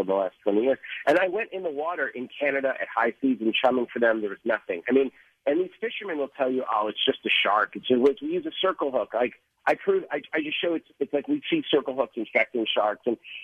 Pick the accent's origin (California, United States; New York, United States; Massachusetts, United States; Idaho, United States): Massachusetts, United States; Boston; I grew up in Boston, and I was obviously the Jaws generation